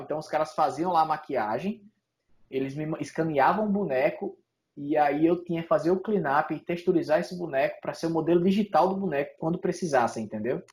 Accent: Natal, Rio Grande do Norte, Brazil; moved away as an adult; also born or lived in São Paulo; now in Canada; em Natal é, na minha cidade lá

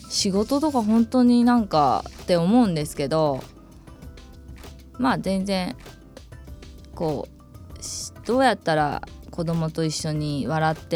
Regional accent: Tokushima, Japan; born or raised there

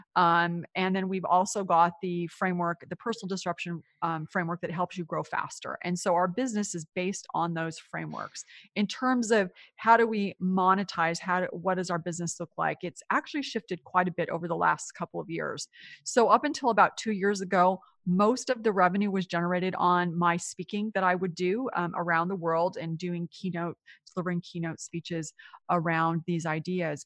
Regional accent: Silicon Valley, California, United States; moved away as an adult; also born or lived in New York; I grew up in California in what is now considered Silicon Valley

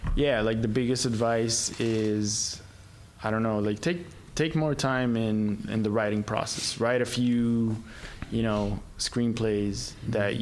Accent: Egypt; moved away; I grew up in Egypt

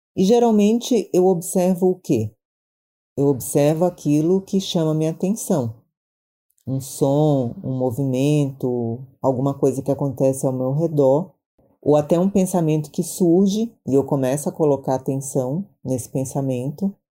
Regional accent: Maranhão, Brazil; now in São Paulo, Brazil; eu sou do Maranhão, mas eu já moro em São Paulo há muitos anos

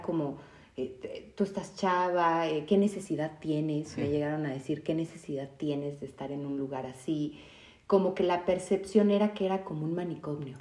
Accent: Mexico City, Mexico; yo también soy de Ciudad de México

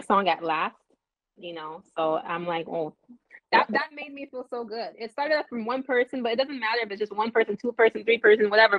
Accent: Los Angeles, California, United States; I grew up in Los Angeles

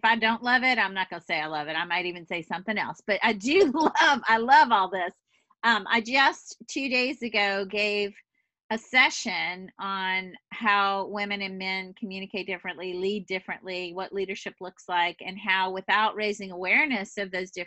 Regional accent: the South, United States; moved away; I just know that that's a big part of our narrative growing up in the South

